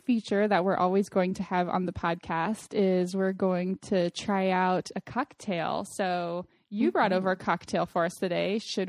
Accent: Austin, Texas, United States; now in Arizona, United States; I'm originally from Austin, Texas, but now I'm living here in Arizona, next door to you, with my husband and my baby son, who's about to turn 9 months old.

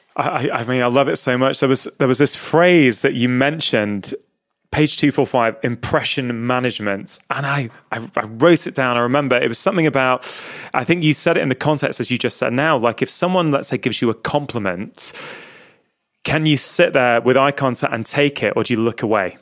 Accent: England, United Kingdom; born or raised there; also born or lived in India

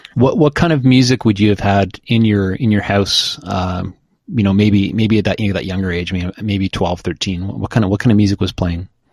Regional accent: Oshawa, Ontario, Canada; also born or lived in Kingston, Ontario; I grew up in Oshawa, started the band in Kingston and stayed a few years after.

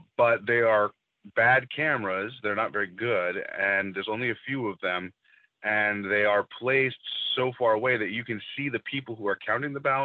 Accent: Virginia, United States; I'm from Virginia.

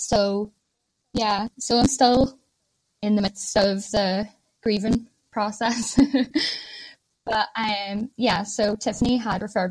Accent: Ireland; moved away as an adult; now in Ormskirk, United Kingdom; I am Irish

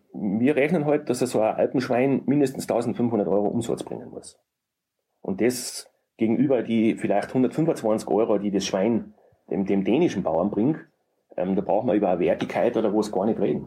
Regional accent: Murau, Styria, Austria; bei uns in Murau

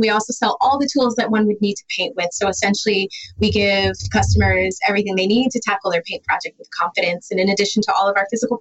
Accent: Detroit, Michigan, United States; I'm an interior designer. I'm from Detroit

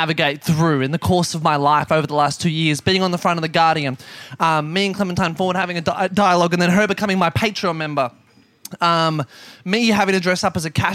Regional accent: Geelong, Victoria, Australia; I grew up in Geelong.

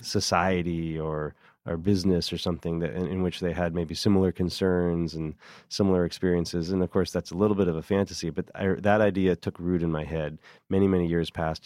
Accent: California, United States; moved away as an adult; now in New York City, United States; I remember when I first moved to New York City in nineteen ninety-nine, I grew up in California

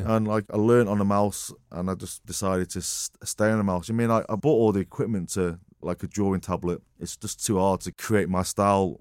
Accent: Marple, North West England, United Kingdom; also born or lived in Wythenshawe / Altrincham; Born in Withenshaw Hospital. I kinda grew up in Altrincham, in the Chippy. Uh, lived there for seven years in Altrincham, and then my folks moved to Marple.

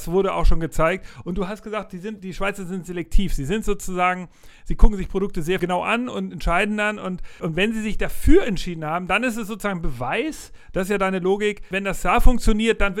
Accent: Hamburg, Germany; Weil als Hamburger ist es auch nur eine Stunde entfernt mit dem Flieger

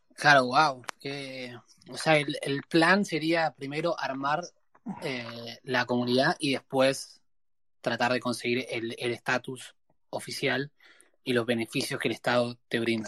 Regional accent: Argentina; moved away; cuando me fui de Argentina

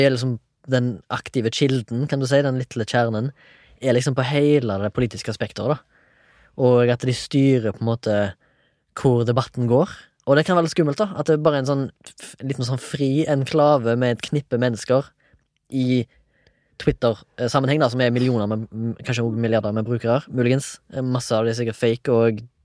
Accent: Haugesund, Rogaland, Norway; Jeg er fra Haugesund, 34 år

